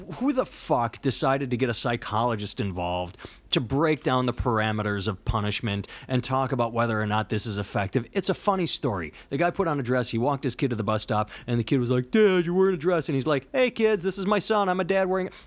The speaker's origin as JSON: {"language": "English", "country": "United States", "said": "I'm an American"}